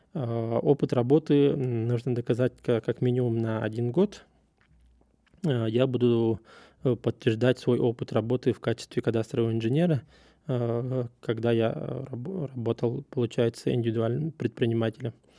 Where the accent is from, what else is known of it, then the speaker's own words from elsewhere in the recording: Russia; я из России